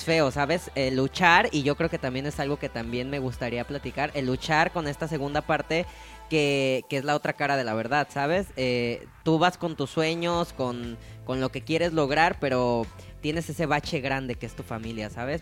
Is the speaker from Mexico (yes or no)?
yes; Mexico; como mexicanos